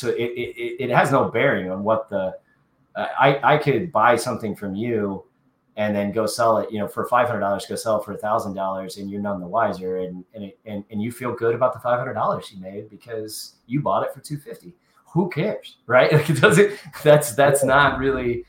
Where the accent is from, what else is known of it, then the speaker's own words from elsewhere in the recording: Kansas City, United States; Kansas City, my hometown